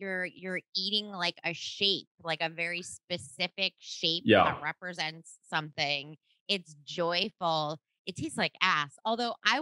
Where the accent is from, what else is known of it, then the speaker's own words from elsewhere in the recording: New Jersey, United States; I grew up in Jersey